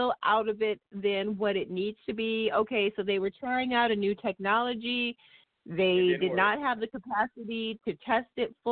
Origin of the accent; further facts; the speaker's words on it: Midwest, United States; being a Midwesterner